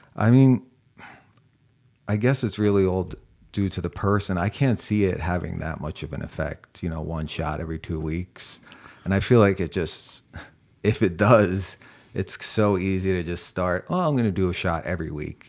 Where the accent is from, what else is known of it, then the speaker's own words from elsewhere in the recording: New York, United States; also born or lived in Springfield, Massachusetts; now in Charleston, United States; I'm from New York